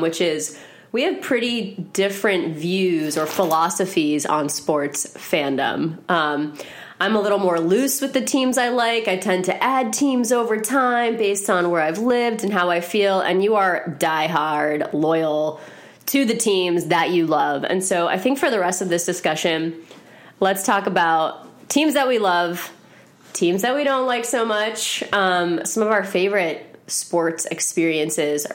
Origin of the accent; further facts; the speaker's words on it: South Florida, United States; moved away as an adult; also born or lived in Massachusetts / Washington, D.C.; we moved to South Florida